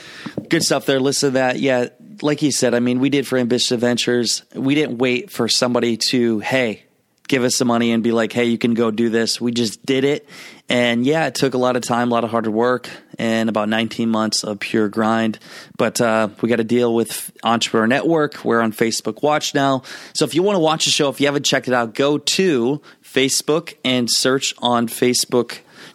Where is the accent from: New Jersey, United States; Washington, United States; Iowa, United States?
Iowa, United States; moved away; where we went back to Iowa. We show my hometown.